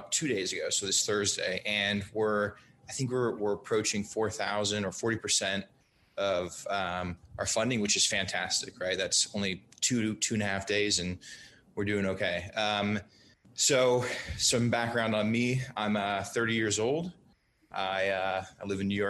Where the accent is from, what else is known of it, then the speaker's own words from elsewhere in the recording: Brazil; moved away; I grew up in Brazil